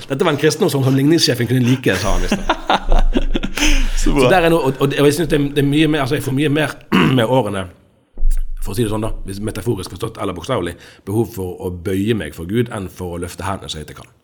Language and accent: Norwegian; Bergen, Vestland, Norway; Jeg er fra Bergen. Eh, jeg tror jeg kan si at jeg er tredjegenerasjons bergenser på begge sider.